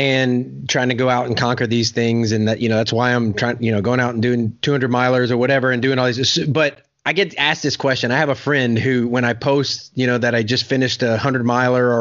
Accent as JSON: {"language": "English", "region": "Louisiana", "country": "United States", "moved": "yes", "lives_now": "Oklahoma, United States", "said": "I'm from Louisiana, and I live in Oklahoma"}